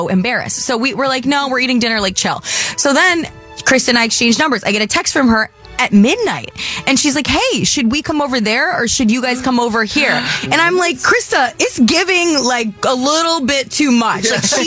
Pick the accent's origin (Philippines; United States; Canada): United States; Michigan; I grew up in Michigan